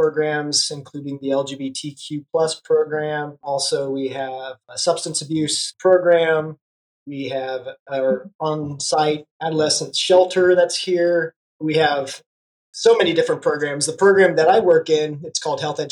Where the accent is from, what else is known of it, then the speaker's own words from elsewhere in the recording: Kansas, United States; moved away as an adult; now in Tulsa, United States; I am originally from Kansas